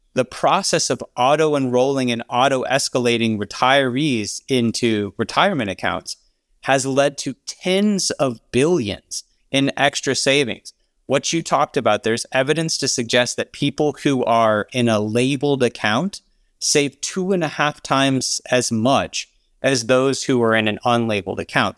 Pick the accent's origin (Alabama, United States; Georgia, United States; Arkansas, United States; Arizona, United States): Alabama, United States; I grew up in Alabama